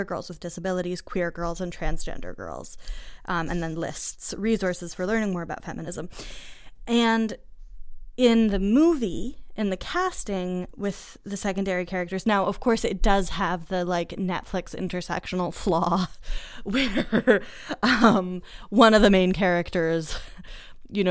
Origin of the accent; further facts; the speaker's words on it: Boston, Massachusetts, United States; I grew up in Boston